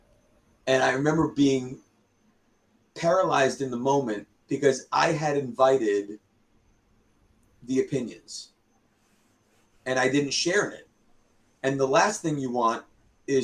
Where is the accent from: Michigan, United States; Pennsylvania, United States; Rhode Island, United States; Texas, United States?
Rhode Island, United States; near Mr. J's in; That's right by my hometown too